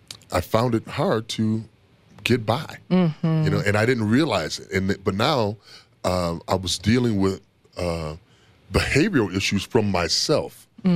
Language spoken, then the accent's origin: English; Toledo, Ohio, United States; I grew up in Toledo, Ohio, and I had a hair condition called alopecia.